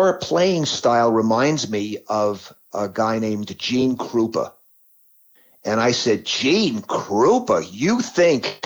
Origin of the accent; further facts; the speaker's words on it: New York City, New York, United States; I grew up in New York City